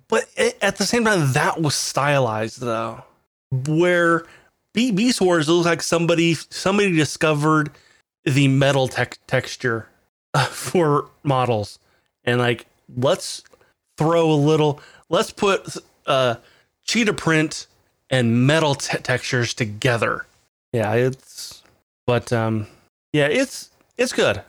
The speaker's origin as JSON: {"language": "English", "country": "United States", "said": "as an American"}